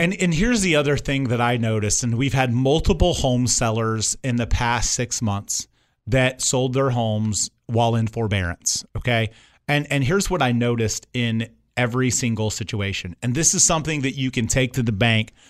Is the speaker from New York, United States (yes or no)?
no; Indiana, United States; moved away; I grew up in Indiana